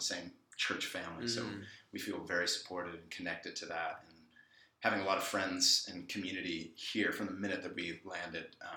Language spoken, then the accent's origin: English; San Francisco Bay Area, California, United States; growing up in the San Francisco Bay Area